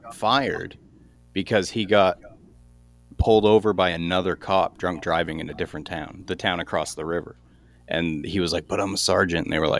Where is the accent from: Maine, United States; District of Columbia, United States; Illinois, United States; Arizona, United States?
Maine, United States; Brewer; my hometown, a Brewer, Maine.